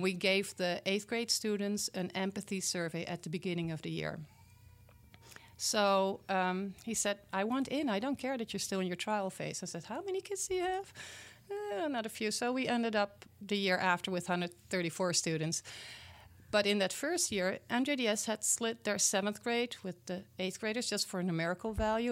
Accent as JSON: {"language": "English", "country": "Netherlands", "tie": "born or raised there", "second_language": "English", "moved": "as an adult", "lives_now": "Milwaukee area, United States", "said": "Well, I was born and raised in the Netherlands, in Europe."}